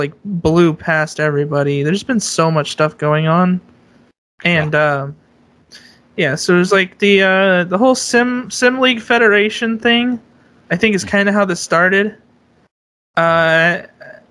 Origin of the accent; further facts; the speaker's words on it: Bay Area, California, United States; growing up in the Bay Area